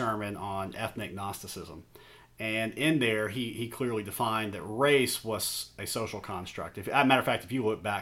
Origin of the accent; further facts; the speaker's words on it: small town north of Beaumont, East Texas, United States; moved away as an adult; also born or lived in Portland, Maine / New York City; So I grew up in East Texas, a small church in East Texas is where I was baptized originally, just a small town just north of Beaumont. And grew up there until I was 18